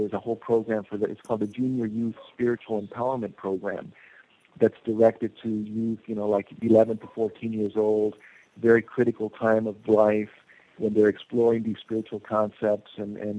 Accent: Costa Rica; born there; And yet, you know, I'm an American. I was born in Costa Rica.

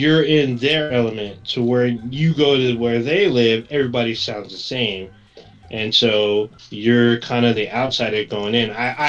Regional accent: West Coast, United States; I'm not from the South, so I'm going to sound different because I'm from the West Coast.

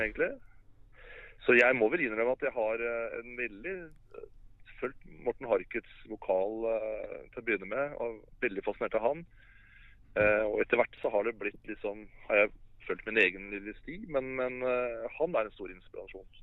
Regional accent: Oslo, Norway; jeg er født og oppvokst i Oslo

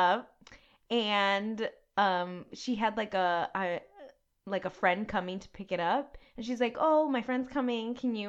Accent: Miami, Florida, United States; we're from Miami.

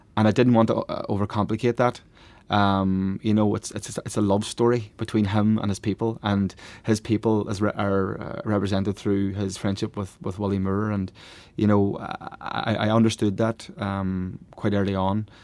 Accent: Letterkenny, Ulster, Ireland; my hometown of Letterkenny, which is a real nationalist town, you know, on the border between Derry and, and Donegal

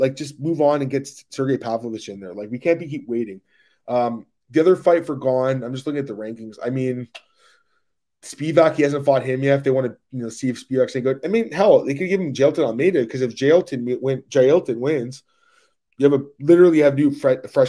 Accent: Canada; I'm obviously Canadian

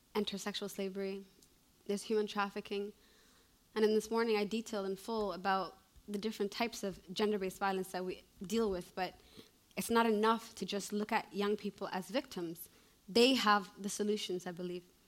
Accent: Canada; moved away as an adult; also born or lived in Somalia; now in Mogadishu, Somalia; I was born in Canada

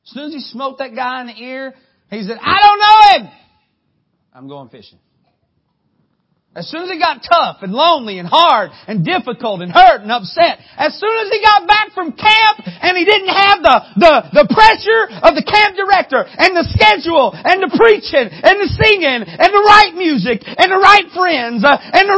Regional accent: Harlan, Kentucky, United States; I'm from Harlan, Kentucky

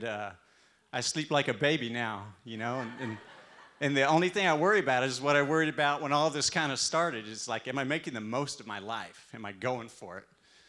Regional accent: Texas, United States; And I'm from Texas, right? My accent.

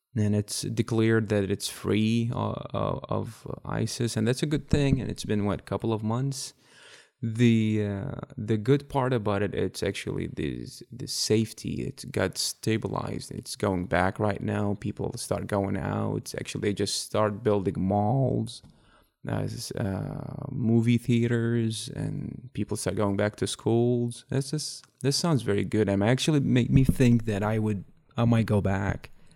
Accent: Baghdad, Baghdad Governorate, Iraq; English is a second language; moved away as an adult; now in United States; I'm from Baghdad, Iraq.

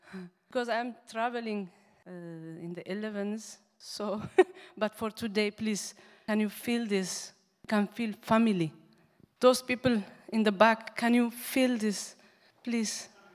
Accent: Asmara, Maekel, Eritrea; English is a second language; moved away; I grew up in um, Asmara, capital city.

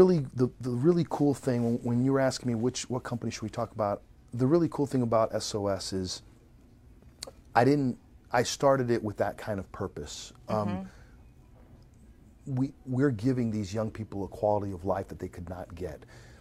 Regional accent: Venezuela; And by the way, I grew up in Venezuela, a third world country, right?

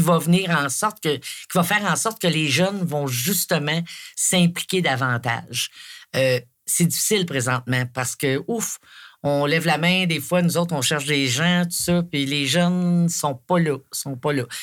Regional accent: Coaticook, Quebec, Canada; je viens de Quaticook. Euh, né ici et élevé ici

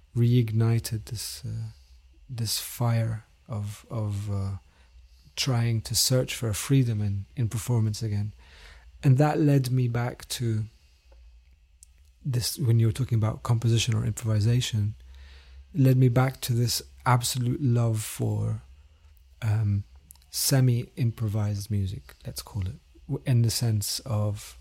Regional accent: London, United Kingdom; also born or lived in Damascus, Syria; I was born in Damascus, but I grew up in London from the age of 9.

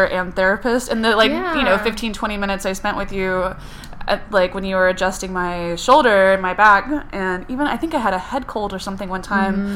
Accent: the South, United States

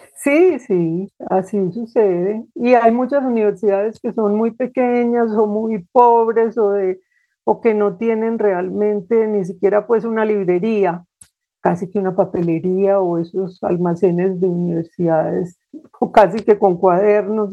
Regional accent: Medellín, Antioquia, Colombia; also born or lived in Cúcuta / Bogotá; Yo nací en Cúcuta, pero, mm, desde muy pequeñita mis padres, pues, se mudaron a Medellín y he vivido aquí gran parte de mi vida

